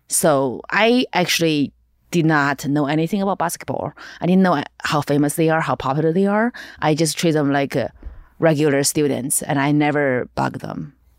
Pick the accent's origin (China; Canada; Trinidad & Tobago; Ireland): China; eastern China; English is a second language; moved away as an adult; now in Los Angeles, United States; I'm actually very dark for Chinese standard, for Eastern Chinese